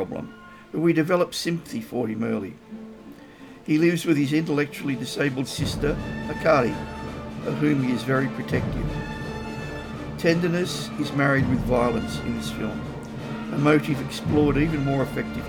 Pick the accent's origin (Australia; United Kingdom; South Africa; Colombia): Australia; As an Australian